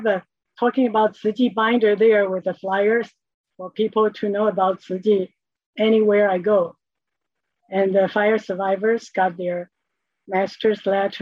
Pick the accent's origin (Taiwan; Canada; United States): Taiwan; I grew up in Taiwan with a family of six